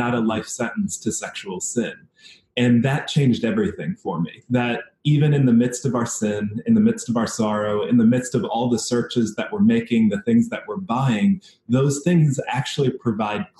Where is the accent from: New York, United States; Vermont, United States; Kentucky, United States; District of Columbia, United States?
District of Columbia, United States; Washington; also born or lived in Fairfax County, Virginia; now in Seattle, United States; I grew up in Washington, D.C. area. So spent some time in the city and then the suburbs right outside in Virginia, Fairfax County area.